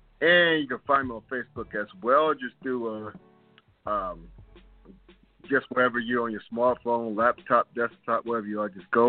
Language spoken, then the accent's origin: English; North Carolina, United States; growing up in North Carolina